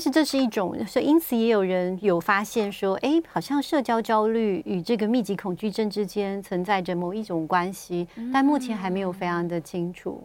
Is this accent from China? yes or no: no; Taiwan; 像我们台湾人